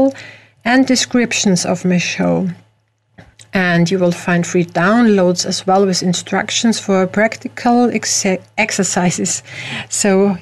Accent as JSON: {"language": "English", "country": "Austria", "said": "I am not from the USA, I am from Europe, from Austria"}